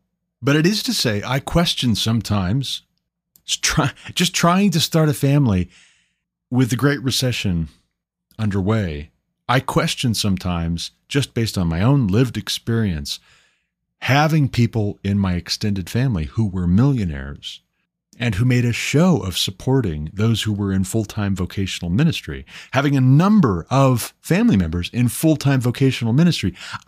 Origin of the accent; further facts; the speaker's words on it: Montana, United States; And it took moving my family back home to my home state of Montana, uprooting, moving to Montana to get off of public assistance